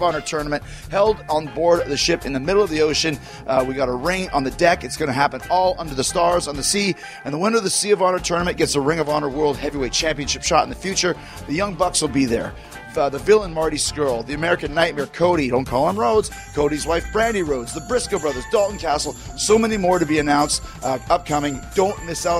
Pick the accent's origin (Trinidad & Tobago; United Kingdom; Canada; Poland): Canada; Winnipeg, Manitoba; I grew up in Winnipeg, Canada